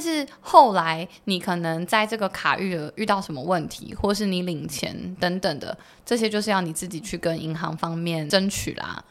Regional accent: Taiwan; 我们台湾人

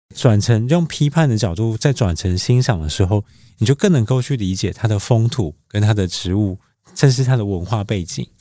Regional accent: Taiwan; now in Taichung, Taiwan; 我可能是生长在茶的家庭嘛

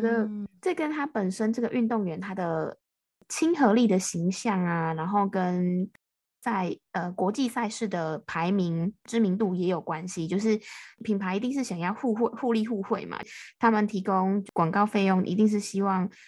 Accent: Taiwan; 我是台湾的

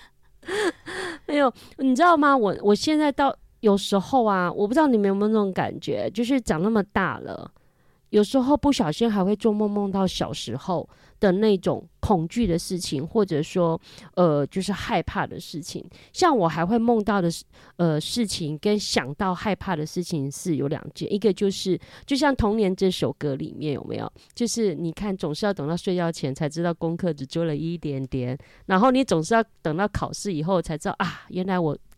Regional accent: Hakka community, Hakka area, Taiwan; first language Hakka; Chinese is a second language; also born or lived in Fengshan, Kaohsiung; 以前我们是属于客，客家的聚落，所以我们从小到大，我们他们都讲客家话，家里一定跟我们讲客家话

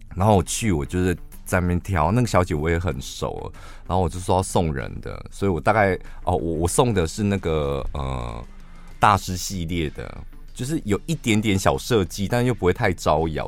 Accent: central Taiwan, Taiwan; 我们中部人

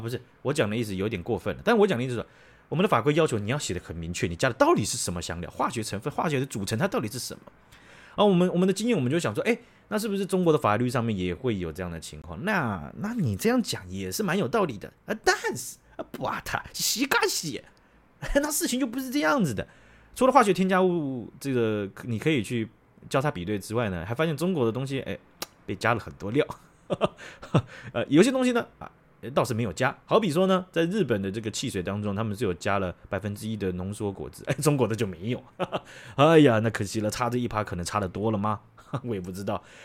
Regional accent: Taiwan; 我们台湾人

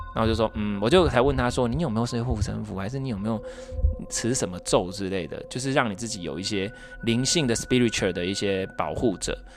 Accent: Taiwan; 我们台湾是怎样去拜拜

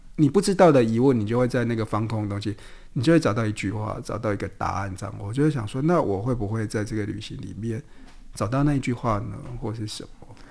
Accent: southern Taiwan, Taiwan; 在南部长大嘛，那种邻里关系，其实是比较亲密

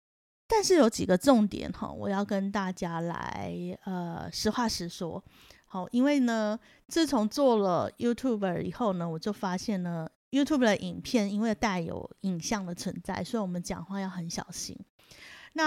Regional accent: Taiwan; 我们台湾人

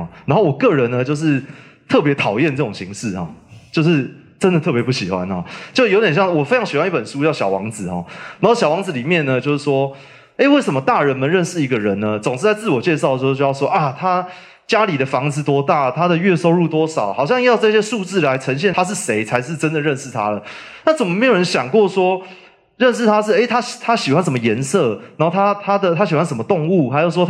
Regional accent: Taipei, Taiwan; now in Yunlin, Taiwan; 第一个是我是台北人，但是我。不住台北啊，然后我也没有非常喜欢在台北生活啊。那我现在，所以我现在平常住在云林嘛

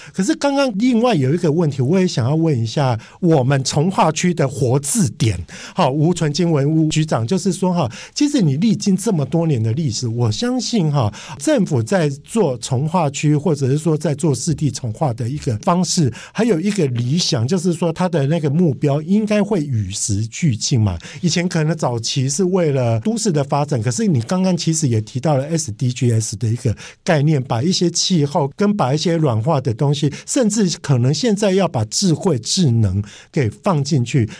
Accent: Kaohsiung, Taiwan; moved away; also born or lived in Taipei; 我是出生于高雄，但是我工作都在台北，所以我跟台北跟高雄是非常有渊源的

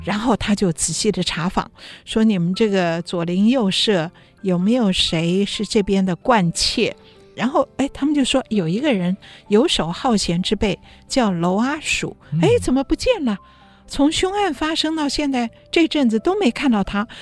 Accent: Taiwan; 像我这样在台湾出生的人

